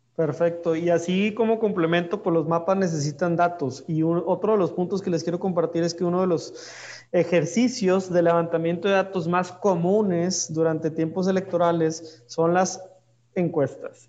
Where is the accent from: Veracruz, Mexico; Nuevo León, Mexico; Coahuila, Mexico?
Nuevo León, Mexico; Monterrey; yo soy de Monterrey